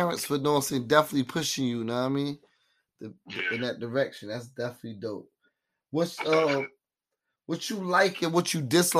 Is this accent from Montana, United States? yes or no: no; Atlanta, Georgia, United States; So growing up in Atlanta, you know what I'm saying? I know the music shit influences is crazy, you know what I mean? Just coming in the city, I'm always feeling it.